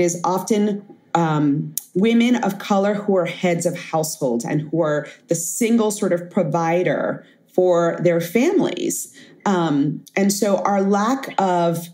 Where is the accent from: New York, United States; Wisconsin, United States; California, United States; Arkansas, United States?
New York, United States; New York City; I grew up in Bed-Stuy, or Bedford-Stuyvesant, Brooklyn, famously infamous